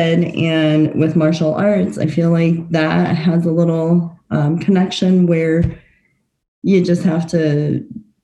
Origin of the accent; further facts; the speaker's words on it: Fort Collins, Colorado, United States; also born or lived in Taiwan / Nebraska; I was born in Taiwan. I lived there for the first 7 years of my life, and then moved to the U.S., actually to Fort Collins, when I was 7 years old. And I've been here since